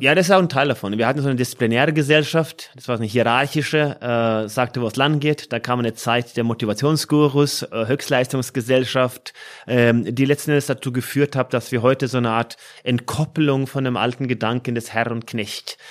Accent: Norway; moved away as an adult; now in Frankfurt, Germany; meiner Heimat Norwegen

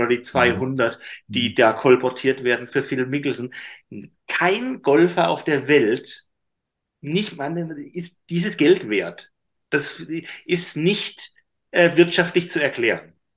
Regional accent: Karlsruhe, Baden-Württemberg, Germany; in Karlsruhe, in meiner Heimatstadt

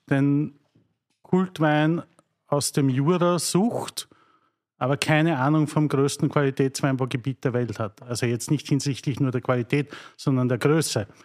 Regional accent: Mattersburg, Burgenland, Austria; ich komme aus Mattersburg

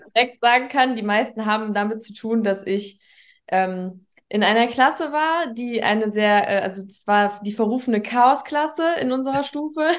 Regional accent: near Düsseldorf and Mönchengladbach, North Rhine-Westphalia, Germany; Nordrhein-Westfalen, in der Nähe von Düsseldorf und Mönchengladbach

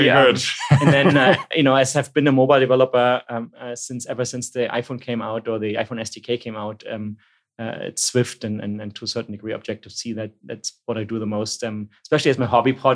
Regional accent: Berlin, Germany; also born or lived in Stuttgart; where I grew up in East Berlin, in a suburb called Berlin, Marzahn, during the 80s

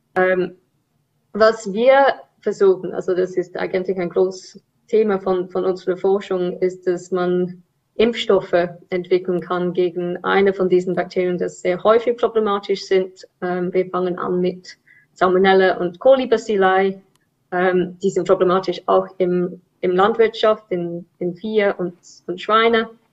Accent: England, United Kingdom; German is a second language; now in Zurich, Switzerland; Ich bin ursprünglich Engländerin

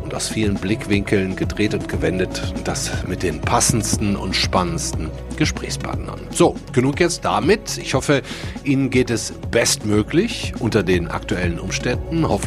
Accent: Duisburg, North Rhine-Westphalia, Germany; schaue auf die Mündung der beiden Flüsse Rhein und Ruhr in meiner Heimatstadt Duisburg.

